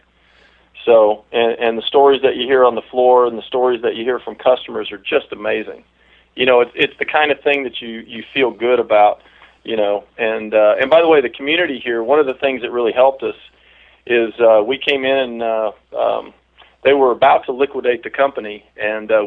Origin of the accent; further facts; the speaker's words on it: South Georgia, United States; moved away as an adult; now in Washington, United States; I'm originally from South Georgia, so if you don't pick up a Washingtonian accent, it's because there's not one. But I moved out here probably about 7 years ago.